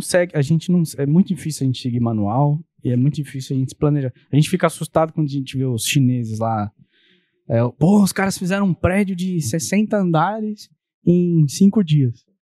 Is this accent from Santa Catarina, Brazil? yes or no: no; Santo André, São Paulo, Brazil; eu sou de Santo André, moro lá nesse endereço que eu moro desde 2009